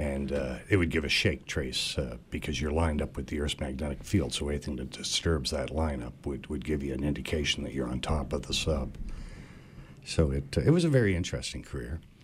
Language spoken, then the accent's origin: English; Cape Breton Island, Nova Scotia, Canada; moved away; I grew up in Cape Breton Island